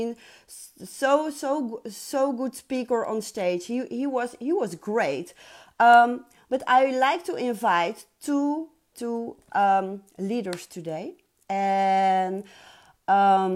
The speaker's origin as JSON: {"language": "English", "country": "Netherlands", "said": "I'm from Holland"}